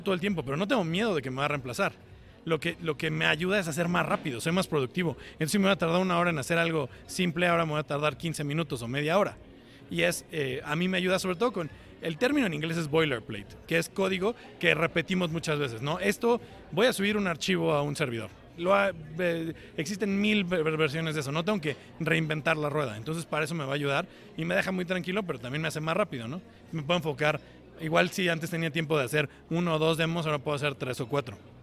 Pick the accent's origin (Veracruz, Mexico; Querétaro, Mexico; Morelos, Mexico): Morelos, Mexico; Cuernavaca; moved away as an adult; now in Seattle, United States; yo soy originario de Cuernavaca